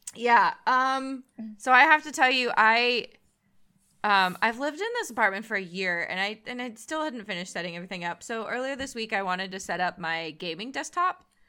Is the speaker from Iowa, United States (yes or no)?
no; San Jose, California, United States; I was born and raised in San Jose, so I'm from South Bay.